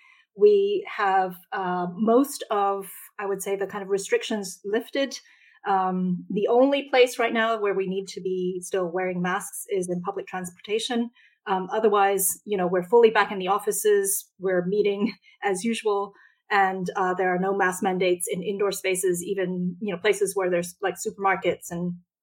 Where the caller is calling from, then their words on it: Zurich, Switzerland; So I'm calling in from Zurich, Switzerland.